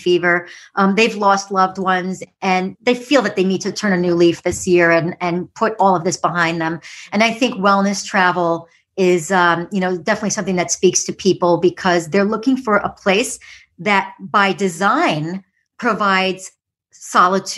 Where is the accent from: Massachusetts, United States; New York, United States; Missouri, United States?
New York, United States; New York City; I was a city kid growing up in the Bronx in what they call the concrete jungle of New York City.